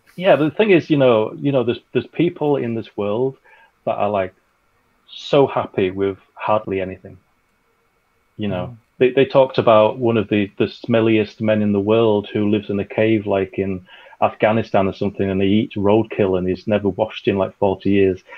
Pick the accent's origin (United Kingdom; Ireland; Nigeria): United Kingdom; we're British.